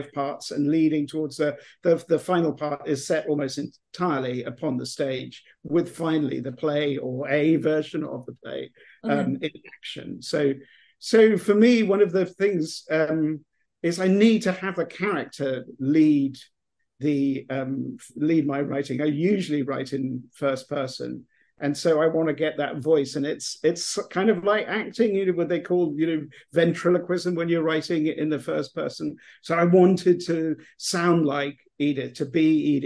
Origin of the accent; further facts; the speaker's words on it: England, United Kingdom; moved away as an adult; now in Texas, United States; I'm English. I'm from England. I will always be English, no matter how long I live in America.